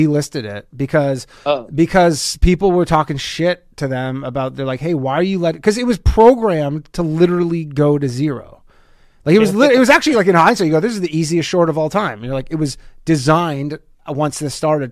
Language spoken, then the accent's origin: English; Canada; moved away; Canada where I'm from, like, yes, the demographics are good. Like when I grew up, Canada was 80 something percent white people.